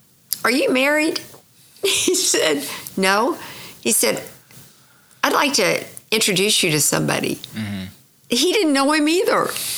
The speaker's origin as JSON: {"language": "English", "town": "Tulsa", "region": "Oklahoma", "country": "United States", "tie": "born or raised there", "said": "I went to the University of Oklahoma and started in color and design."}